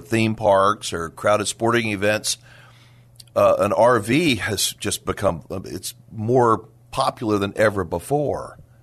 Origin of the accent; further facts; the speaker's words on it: Dallas, Texas, United States; I'm a native Texan, uh, I grew up in the Dallas area, family is from San Antonio